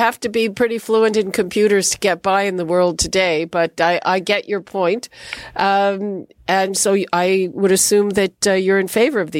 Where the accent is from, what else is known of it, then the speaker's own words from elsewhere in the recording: Quebec, Canada; I'm from Quebec.